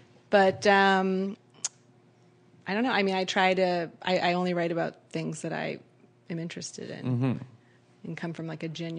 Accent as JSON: {"language": "English", "town": "Atlanta", "region": "Georgia", "country": "United States", "tie": "born or raised there", "moved": "yes", "said": "I grew up in Atlanta."}